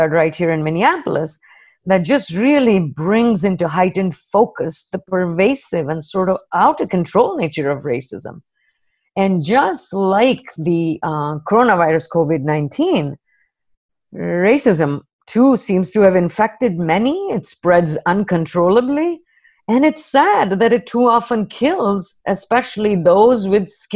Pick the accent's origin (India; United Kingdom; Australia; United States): India; moved away; an Indian woman with an accent